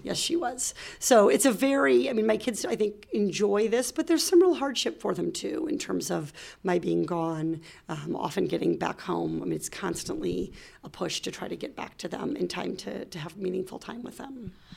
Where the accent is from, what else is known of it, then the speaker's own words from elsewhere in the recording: Iowa, United States; moved away as an adult; also born or lived in Little Rock, Arkansas; now in California, United States; I grew up in Iowa